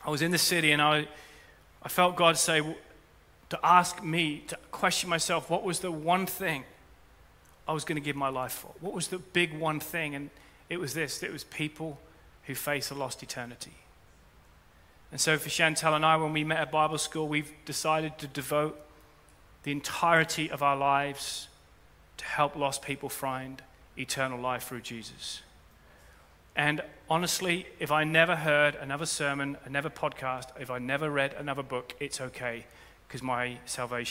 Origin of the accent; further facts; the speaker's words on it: rural Norfolk, East of England, United Kingdom; I grew up in Norfolk. I grew up in rural Norfolk in a Christian home